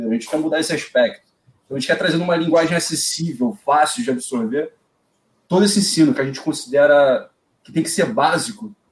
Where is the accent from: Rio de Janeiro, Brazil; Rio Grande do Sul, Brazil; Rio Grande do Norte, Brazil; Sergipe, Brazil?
Rio de Janeiro, Brazil; Eu sou daqui.